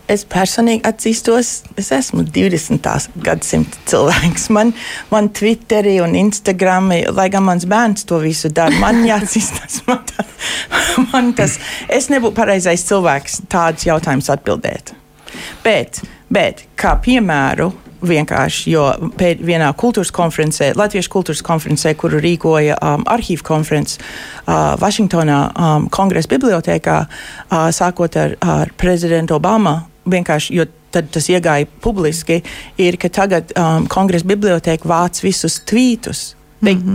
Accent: Lincoln, Nebraska, United States; Es uzaugu Linkolnā, Nebraskā.

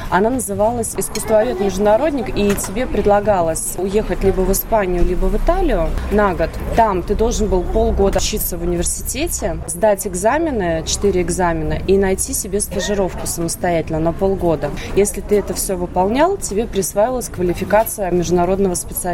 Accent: Riga, Latvia; moved away as an adult; also born or lived in Germany; now in Vienna, Austria; Я же из Латвии

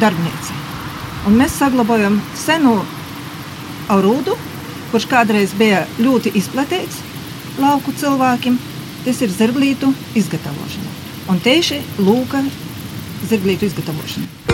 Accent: Latvia; Esmu dzimusi tepat Latvijā

